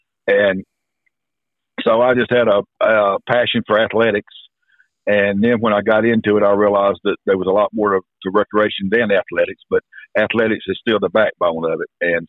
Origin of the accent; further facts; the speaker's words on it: Northwest Georgia, United States; moved away as an adult; now in Kinston, United States; my accent sort of gets me away that I'm not a native, but I'm from Northwest Georgia